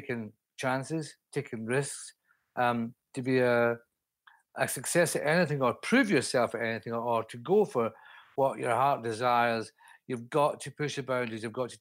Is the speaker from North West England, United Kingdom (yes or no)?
no; Scotland, United Kingdom; now in London, United Kingdom; up in Scotland, in my home country